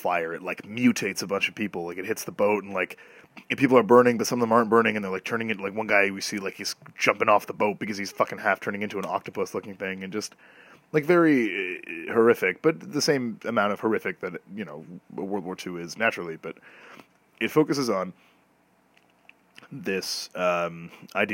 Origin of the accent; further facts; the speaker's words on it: Canada; as a Canadian